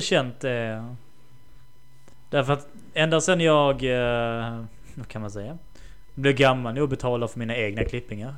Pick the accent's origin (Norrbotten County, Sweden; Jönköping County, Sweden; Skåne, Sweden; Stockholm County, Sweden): Skåne, Sweden; Lund; moved away as an adult; also born or lived in France; now in Östersund, Sweden; från Lund, där jag är ifrån